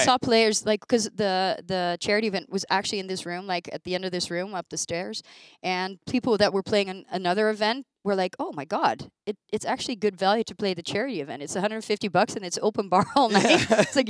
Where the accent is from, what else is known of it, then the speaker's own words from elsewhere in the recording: Rotterdam, South Holland, Netherlands; I'm from Rotterdam.